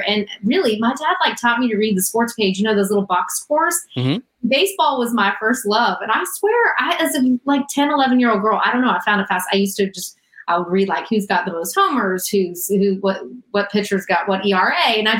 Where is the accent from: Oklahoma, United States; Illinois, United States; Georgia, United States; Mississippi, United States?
Oklahoma, United States; I grew up in Oklahoma, born and raised, Boomer Sooner, baby.